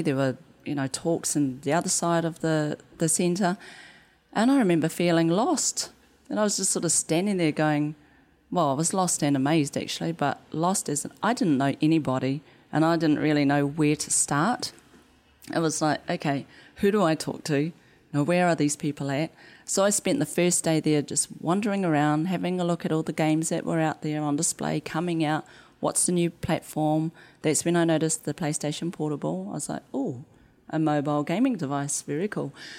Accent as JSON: {"language": "English", "country": "New Zealand", "said": "The accent. And I'd be like, \"New Zealand,\""}